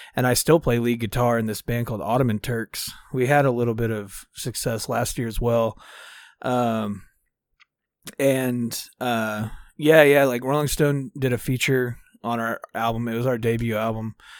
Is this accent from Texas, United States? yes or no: yes; Dallas, Texas, United States; I'm from Dallas, Texas. Uh, born and raised.